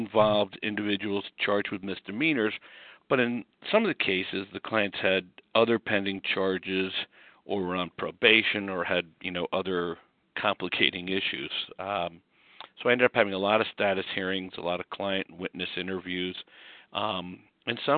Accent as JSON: {"language": "English", "town": "Scarsdale", "region": "New York", "country": "United States", "also_born_or_lived": "Notre Dame, Indiana", "moved": "as an adult", "lives_now": "Washington, D.C., United States", "said": "I came from Scarsdale, New York, to Notre Dame undergrad"}